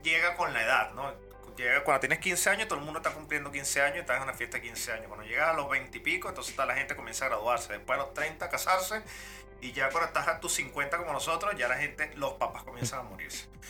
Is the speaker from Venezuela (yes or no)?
yes; Venezuela; moved away; yo soy un venezolano